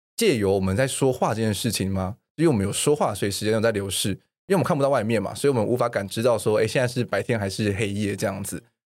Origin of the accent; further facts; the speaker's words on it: Taiwan; 我们比较知道我们自己所谓的台湾人是谁了